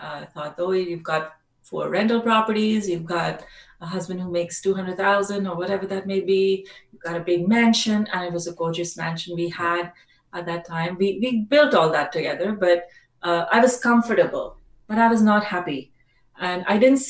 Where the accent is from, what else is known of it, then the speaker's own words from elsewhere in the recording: Delhi, India; moved away as an adult; also born or lived in Australia; I'm from India originally, mm-hmm. from Delhi. I'm a Delhi girl